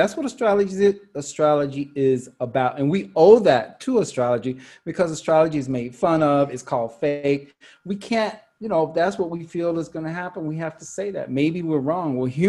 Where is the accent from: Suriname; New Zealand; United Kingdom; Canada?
Canada; And Matthew, I'm Canadian.